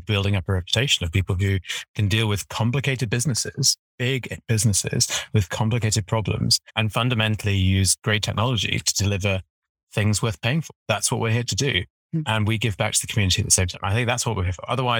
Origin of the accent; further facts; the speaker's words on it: United Kingdom; accent: British; also born or lived in Edinburgh; as a Brit